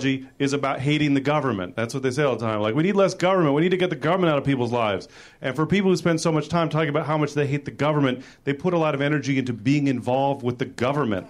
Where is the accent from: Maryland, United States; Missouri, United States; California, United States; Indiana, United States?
California, United States; San Francisco; I am from San Francisco